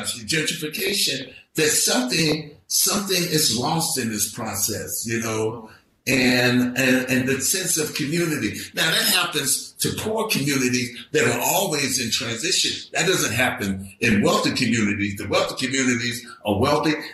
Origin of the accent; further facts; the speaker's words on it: San Francisco, California, United States; I grew up in the Western Addition